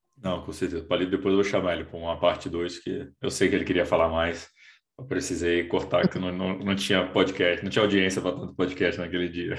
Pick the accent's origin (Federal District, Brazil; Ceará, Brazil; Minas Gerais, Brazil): Federal District, Brazil; Brasília; now in São Paulo, Brazil; Eu, eu sou de Brasília, moro em São Paulo há quatorze anos